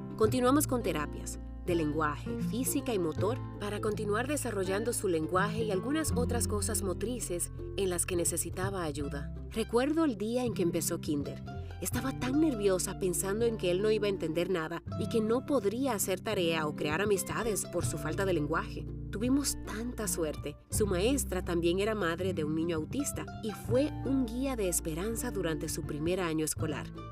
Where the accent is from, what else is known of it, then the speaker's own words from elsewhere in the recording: Dominican Republic; now in Seattle, United States; soy dominicana y desde mi pequeño estudio casero en Seattle